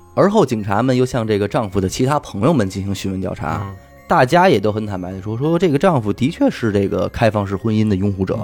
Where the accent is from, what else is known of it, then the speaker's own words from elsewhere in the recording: China; 咱们大陆人